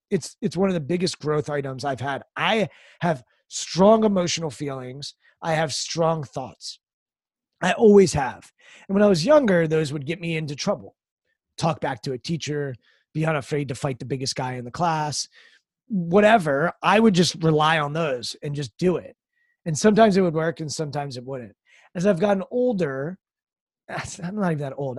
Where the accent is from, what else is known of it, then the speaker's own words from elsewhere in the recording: United States; I was raised outside Washington, D C